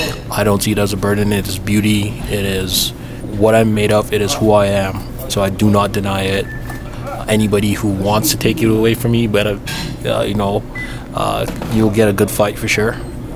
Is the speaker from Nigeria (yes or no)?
yes; Nigeria; now in Canada; I definitely identify as black. I'm Nigerian. Igbo, not quite Canadian yet, but someday. But I am from the continent Africa, and yes, I am black.